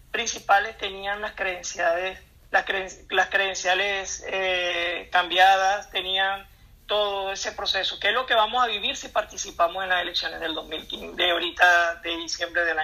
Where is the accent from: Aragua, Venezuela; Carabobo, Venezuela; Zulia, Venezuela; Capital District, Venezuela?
Zulia, Venezuela; Baralt Municipality; el municipio de Baral. que es de donde yo soy